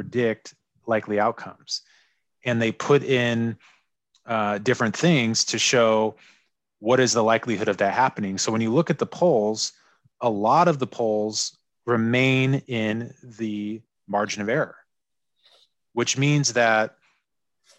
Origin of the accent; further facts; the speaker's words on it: Seattle, Washington, United States; I love the parks here in my hometown of Seattle